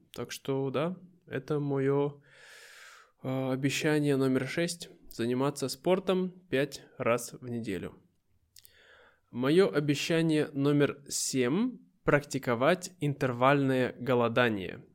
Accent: Irkutsk, Irkutsk Oblast, Russia; moved away; переехать обратно в Россию, в мой родной город Иркутск

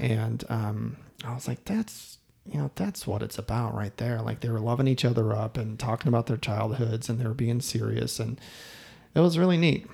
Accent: Midwest, United States; I'm from the Midwest

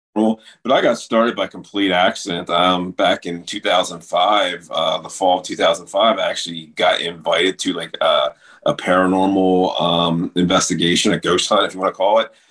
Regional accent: Delaware, United States; in a place called Fort Delaware here where I live in my home state

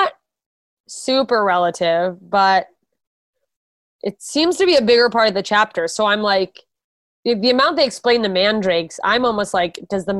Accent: United States; I'm an American and we say herb.

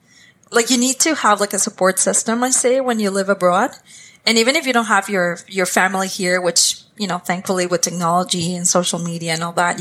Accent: Costa Rica; moved away as an adult; now in Edmonton, Canada; growing up there, it was beautiful.

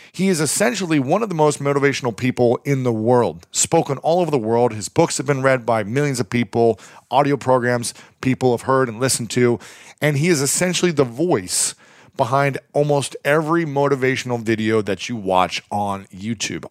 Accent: Delaware, Ohio, United States; moved away; also born or lived in Columbus, Ohio; I grew up in Delaware, Ohio, lived in Columbus for many years

